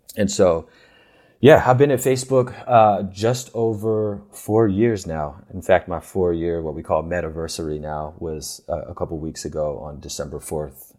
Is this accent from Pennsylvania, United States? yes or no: yes; Philadelphia, Pennsylvania, United States; I grew up in the Philadelphia area